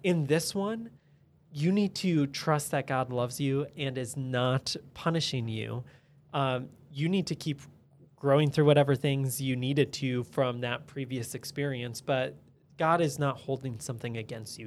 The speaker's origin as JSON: {"language": "English", "country": "United States", "said": "especially as American citizens"}